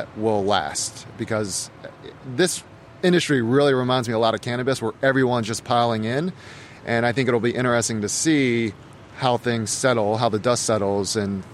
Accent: Harford County, Maryland, United States; I grew up in Harford County. I went to Folsom High School and really have lived in Maryland minus 2 years for my entire life

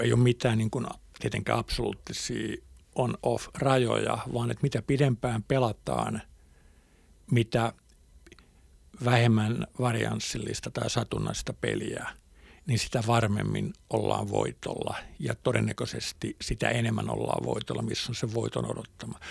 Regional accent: Hämeenlinna, Kanta-Häme, Finland; moved away as an adult; also born or lived in Helsinki; Mä oon syntynyt Hämeenlinnassa

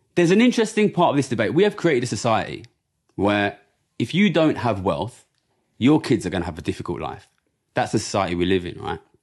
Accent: Ilford, London, United Kingdom; I grew up in Ilford, which is a very, very immigrant area

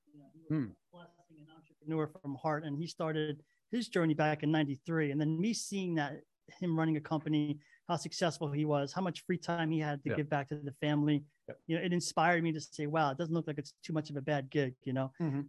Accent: East Hanover, New Jersey, United States; also born or lived in Belleville; Oh, yeah. Born and raised in New Jersey. Yep. In Morris County, East Hanover. Born in Belleville.

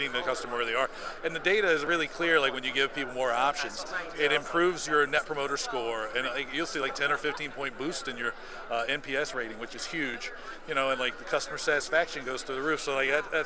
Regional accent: Seattle, Washington, United States; Seattle is sort of my hometown

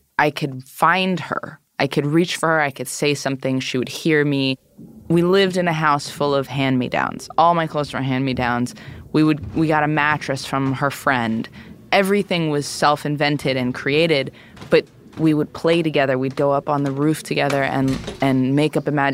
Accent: New York City, New York, United States; I grew up in the East Village, in Manhattan, I was born in 1985

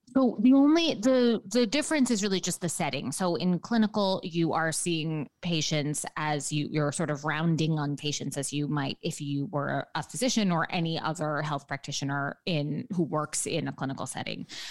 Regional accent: New York City, New York, United States; I am a New Yorker born and raised. So I grew up in lower Manhattan

